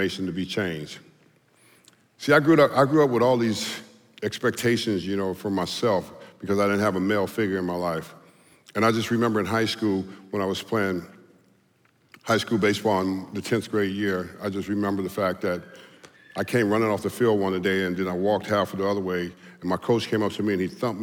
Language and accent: English; Southern California, United States; I was a Southern California player, you know, and I came from Southern California